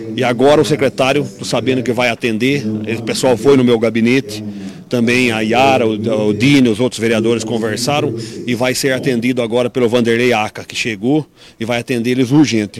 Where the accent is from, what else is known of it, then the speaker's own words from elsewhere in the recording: Brazil; eu fui criado ali ao lado do Humberto de Campos e nunca furtaram Humberto de Campos, que é ao lado do Nova Esperança, que é considerado um bairro de alta perigosidade, onde eu nasci com muito orgulho